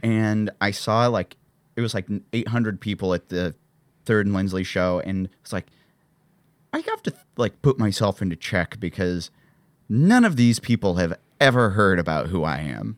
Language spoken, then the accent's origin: English; Columbia, Missouri, United States; moved away; Columbia, the city I grew up outside